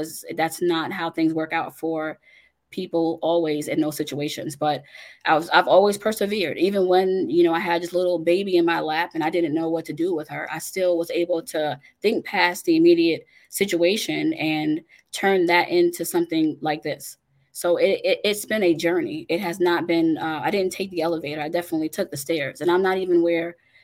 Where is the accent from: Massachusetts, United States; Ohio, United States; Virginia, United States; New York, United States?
New York, United States; Long Island; I was born in New York on Long Island